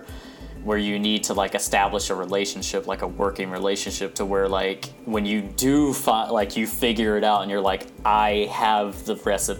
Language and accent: English; Terre Haute, Indiana, United States; moved away; also born or lived in Georgia; Terre Haute, Indiana, my hometown